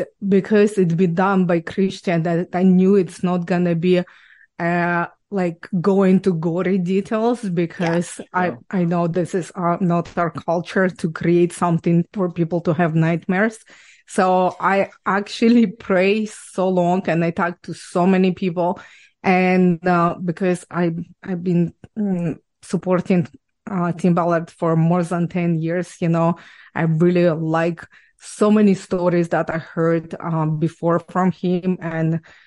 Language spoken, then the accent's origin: English; Ukraine; English is a second language; moved away as an adult; now in Canada; I was born and raised in Ukraine